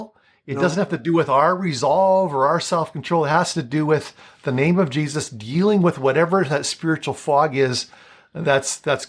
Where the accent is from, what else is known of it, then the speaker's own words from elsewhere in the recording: Flin Flon, Manitoba, Canada; I'm from Flin Flon.